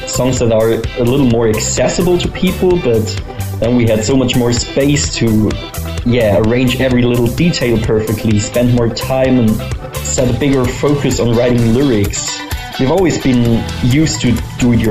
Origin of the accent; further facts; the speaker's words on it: Freiburg, Baden-Württemberg, Germany; We are a band from Germany, from Freiburg, southern Germany to be exact. And we started the band when we were still in school, 15 years old